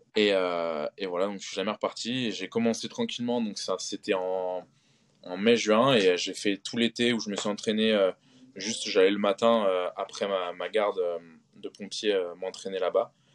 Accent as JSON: {"language": "French", "town": "Concarneau", "region": "Brittany", "country": "France", "also_born_or_lived": "Marseille", "moved": "as an adult", "said": "je suis breton. Et euh, je suis breton, donc je suis de Concarneau dans le Finistère"}